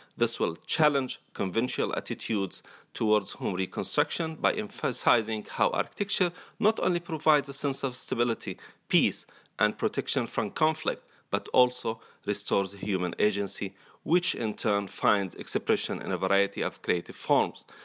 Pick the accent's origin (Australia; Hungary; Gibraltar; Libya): Libya; Benghazi; moved away as an adult; also born or lived in India / Palestine; I was born and brought up in Benghazi, Libya, where I spent the first 18 years of my life.